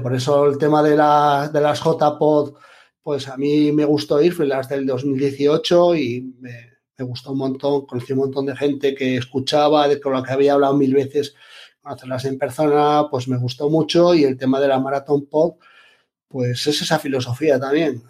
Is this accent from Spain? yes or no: yes; Asturias, Spain; moved away as an adult; now in Albacete, Spain; yo soy de Asturias